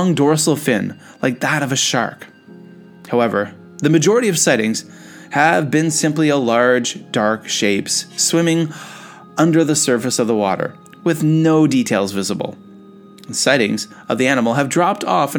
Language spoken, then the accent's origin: English; Canada; I'm a Canadian